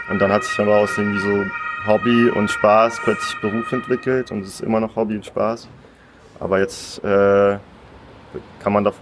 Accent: Hannover, Lower Saxony, Germany; born there; first language Russian; So, ich, ich bin selber geboren in Hannover, aber ich habe schon einen sehr großen die erste Sprache, die ich gelernt habe, war Russisch.

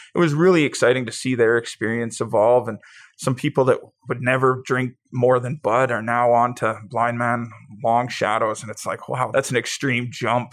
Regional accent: Pincher Creek, Alberta, Canada; also born or lived in Taber, Alberta; Growing up in Pincher, there was about thirty-five hundred people

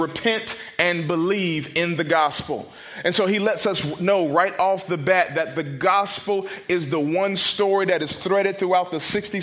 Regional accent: Raleigh, North Carolina, United States; I'm from Raleigh, North Carolina

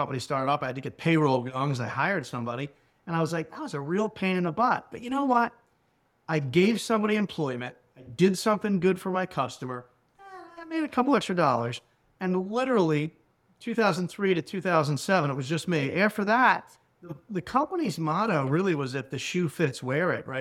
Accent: New Jersey, United States; also born or lived in Philadelphia, Pennsylvania; now in Mullica Hill, United States; I was born in South Philadelphia. Parents moved me over to South Jersey when I was young

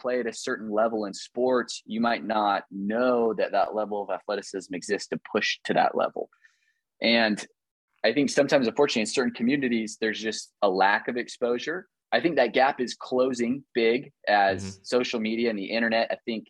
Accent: Midwest, United States; You know, I'm from the Midwest.

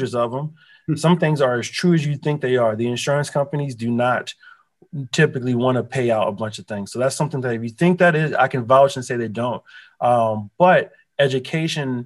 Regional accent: Philadelphia, Pennsylvania, United States; now in Southwest Florida, United States; I'm actually from Philadelphia. And I was born, I'm from Philly.

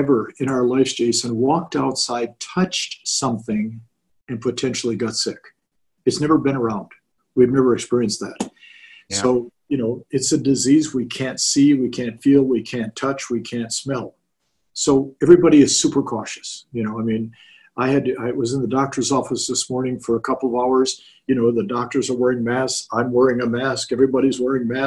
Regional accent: Orange County, California, United States; I grew up in Orange County

